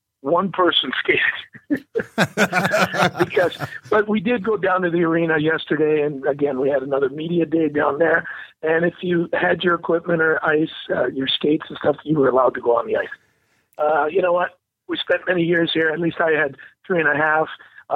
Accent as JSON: {"language": "English", "country": "Canada", "said": "as a Canadian"}